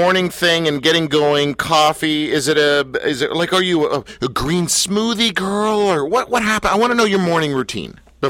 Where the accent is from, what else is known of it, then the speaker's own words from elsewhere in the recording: Canada; I grew up, like many people in Canada